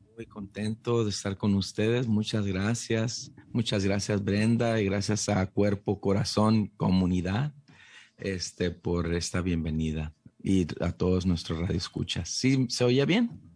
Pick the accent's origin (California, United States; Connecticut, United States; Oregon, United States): California, United States; Calexico; moved away as an adult; also born or lived in San Diego; yo era un joven chicano ahí creciendo en... Eh, yo soy de Calexico, eh, California